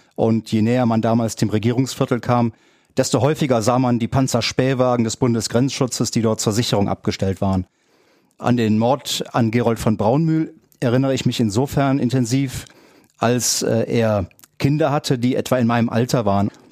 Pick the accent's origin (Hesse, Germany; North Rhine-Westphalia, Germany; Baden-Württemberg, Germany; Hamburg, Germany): North Rhine-Westphalia, Germany; Bonn; Ich bin in der Zeit in Bonn aufgewachsen